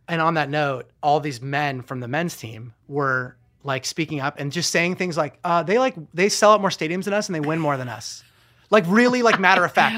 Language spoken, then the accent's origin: English; United States; as American